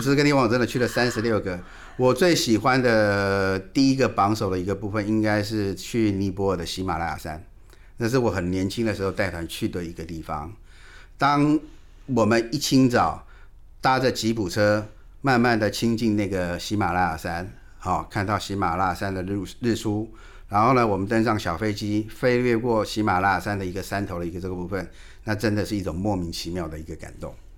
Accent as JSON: {"language": "Chinese", "country": "Taiwan", "said": "我们台湾话"}